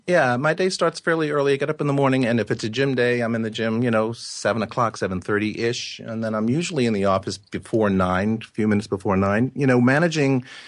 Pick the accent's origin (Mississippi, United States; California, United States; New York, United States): New York, United States; Yonkers; also born or lived in Carmel, New York; I was born in Yonkers, which is a large city just north of Manhattan.